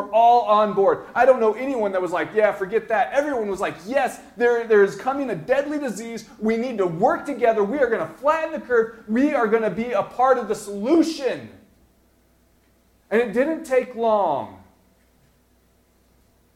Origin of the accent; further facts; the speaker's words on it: Denver, Colorado, United States; growing up in Denver, I watched the Broncos.